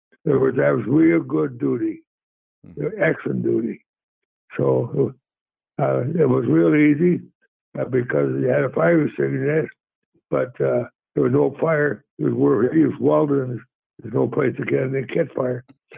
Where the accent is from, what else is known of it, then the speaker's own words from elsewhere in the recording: Michigan, United States; Well, my dad had a job, but didn't pay that much. And, you know, he pulled ice for Lansing some fuel.